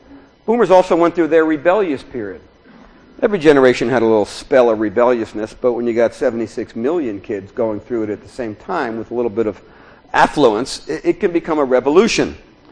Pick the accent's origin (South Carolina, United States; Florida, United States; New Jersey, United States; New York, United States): New Jersey, United States; Newark; moved away as an adult; also born or lived in Big Sur, California / Berkeley, California; now in Orinda, United States; I grew up in Newark, New Jersey, for any of you who want a historical reference, and came out to California.